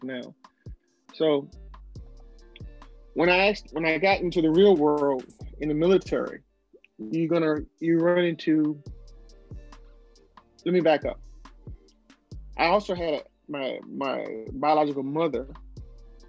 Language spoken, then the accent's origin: English; the South, United States; I'm growing up in the South